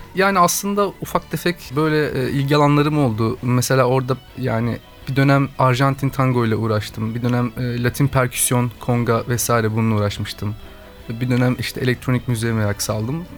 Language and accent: Turkish; İzmir, Turkey; now in Istanbul, Turkey; 1984 İzmir doğumluyum